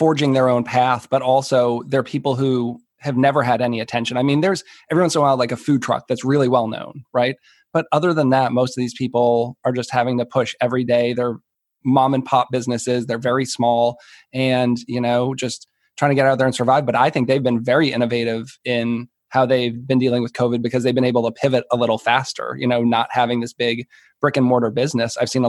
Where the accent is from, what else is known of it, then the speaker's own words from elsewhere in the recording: Massachusetts, United States; I'm from Massachusetts